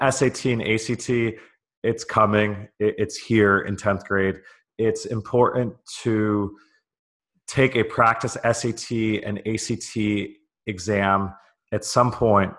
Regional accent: California, United States; I grew up in California.

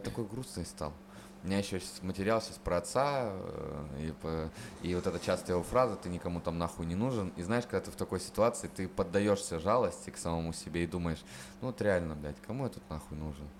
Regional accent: Chernushka, Perm Krai, Russia; moved away as an adult; из Чернушки, из моего родного города

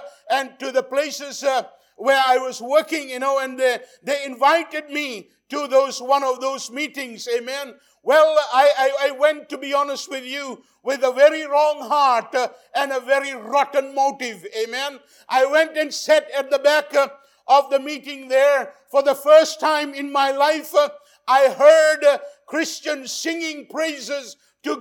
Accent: Fiji; I was born in the Fiji Islands in the South Pacific

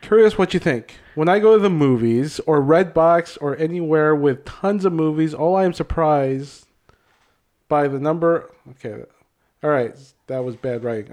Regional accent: Hopkins, Minnesota, United States; I grew up in Hopkins

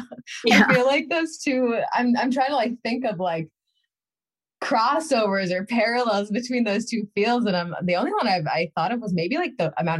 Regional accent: Needham, Massachusetts, United States; also born or lived in Newton; I was originally from Needham and then I lived in Newton for several years.

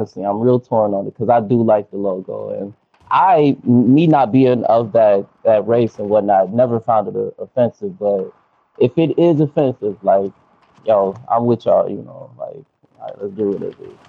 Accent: Ohio, United States; since we are from Ohio

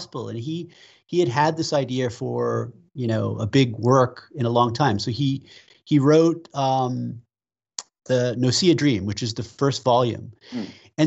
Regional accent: United States; also born or lived in Western United States; an American living in the West

